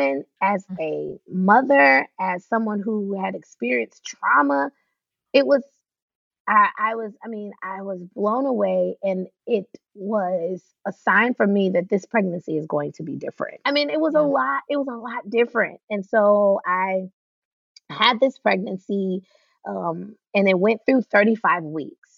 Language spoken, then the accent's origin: English; the South, United States; we're from the South.